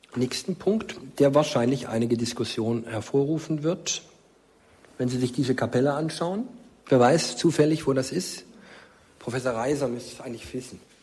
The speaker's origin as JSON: {"language": "German", "area": "Markstadt near Stuttgart", "region": "Baden-Württemberg", "country": "Germany", "tie": "born or raised there", "moved": "yes", "lives_now": "Fulda, Germany"}